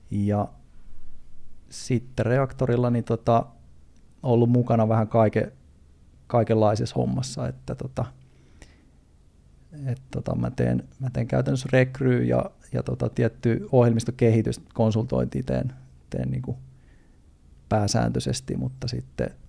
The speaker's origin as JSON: {"language": "Finnish", "town": "Turku", "region": "Southwest Finland", "country": "Finland", "said": "mä oon siis ihan Turusta ehkä kuuluu äänestä, niin Turusta, Turusta lähtöisin"}